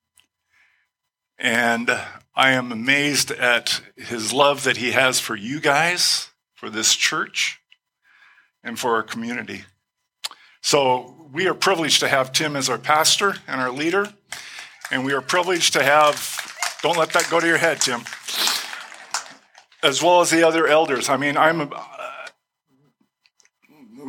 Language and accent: English; Glendale, United States; I was born and raised in Glendale.